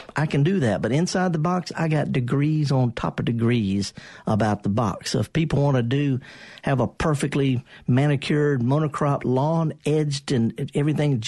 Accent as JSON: {"language": "English", "region": "the South", "country": "United States", "said": "I'm from the South"}